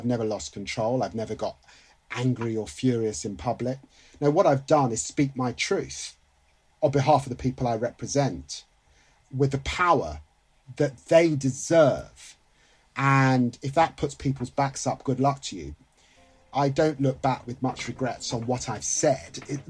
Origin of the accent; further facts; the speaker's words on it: England, United Kingdom; I'm not just British, by the way, I'm English. And I demand that. My sense of humour is English.